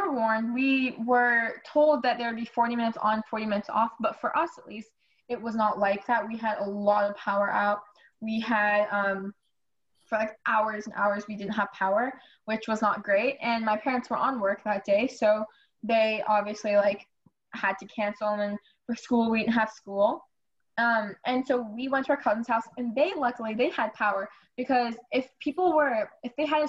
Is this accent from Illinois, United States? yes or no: yes; Illinois, United States; now in Texas, United States; I'm from Illinois. Like, I lived in Illinois